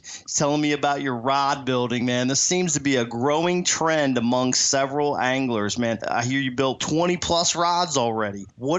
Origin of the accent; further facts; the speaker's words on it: Del Rio, Texas, United States; Today's question comes from right here in my hometown.